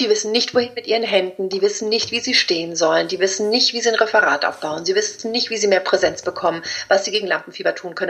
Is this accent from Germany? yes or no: no; Spain; ich bin Spanierin